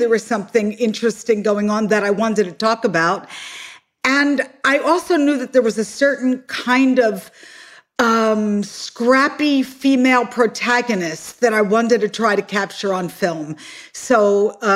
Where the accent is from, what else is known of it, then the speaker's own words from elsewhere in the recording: Philadelphia, Pennsylvania, United States; moved away as an adult; also born or lived in New York City; I'm originally from Philadelphia, and I moved to New York City in 1974 to go to NYU Film School.